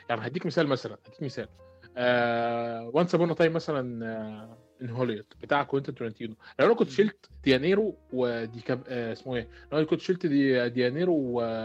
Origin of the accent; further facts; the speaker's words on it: Egypt; عندنا في مصر